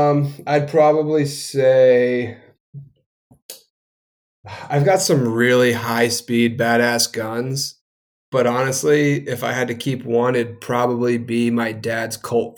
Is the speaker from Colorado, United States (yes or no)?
no; New Hampshire, United States; You know, I grew up in New Hampshire. We were growing up in the woods.